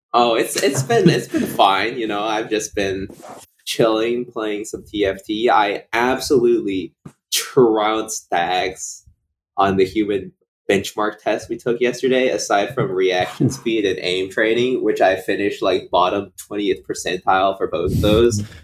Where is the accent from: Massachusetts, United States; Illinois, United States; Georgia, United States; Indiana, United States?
Massachusetts, United States; Boston; also born or lived in Maryland; now in Cambridge, United States; I grew up in Boston, so or like oh, around the Boston suburbs